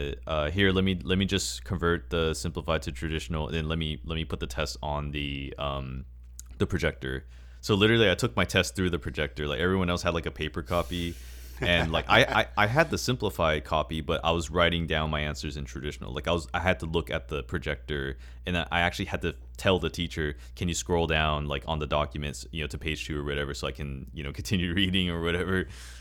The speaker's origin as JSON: {"language": "English", "country": "United States", "tie": "born or raised there", "first_language": "English", "said": "I grew up in the States, so, like, we're all native speakers."}